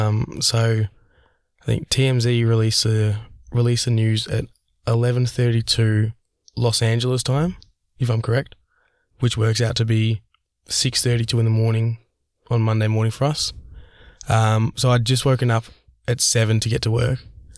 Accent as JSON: {"language": "English", "country": "Australia", "said": "especially as an Australian, we don't have TMZ over here."}